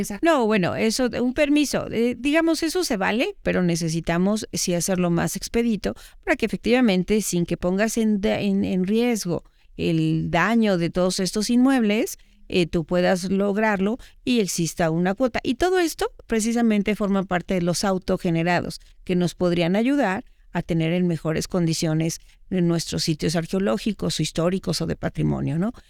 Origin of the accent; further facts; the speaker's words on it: Mexico; me preocupan como mexicana